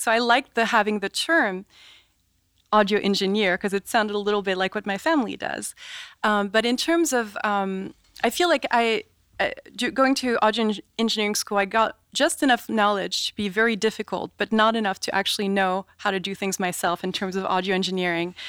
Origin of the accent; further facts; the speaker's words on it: France; also born or lived in New York; now in United States; growing up in France